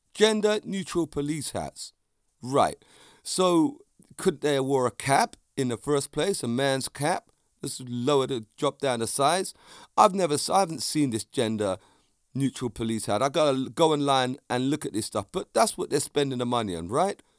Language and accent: English; London, United Kingdom; also born or lived in Vauxhall, London; Clapham's a place I grew up in. It's my hometown